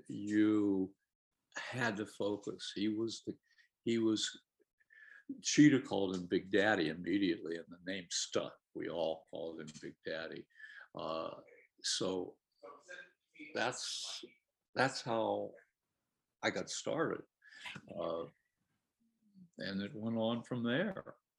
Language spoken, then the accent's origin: English; Harrisburg, Pennsylvania, United States; I lived in Harrisburg. I was born in Harrisburg